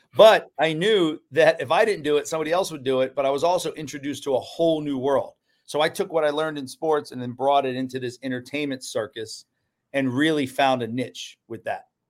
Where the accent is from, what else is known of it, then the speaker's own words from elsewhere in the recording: Orlando, Florida, United States; growing up in Orlando, I learned hospitality.